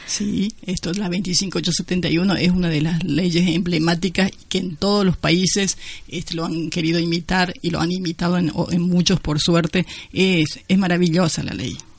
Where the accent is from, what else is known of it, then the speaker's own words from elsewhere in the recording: Paraguay; now in Córdoba, Argentina; Soy paraguaya, hace 32 años que estoy acá en Córdoba.